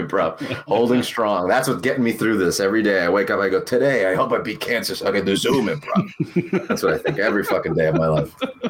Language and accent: English; United States; first language Spanish; English is a second language; Yeah, we grew up, both my parents, when they came here to the US, they got jobs in a place where they spoke Spanish.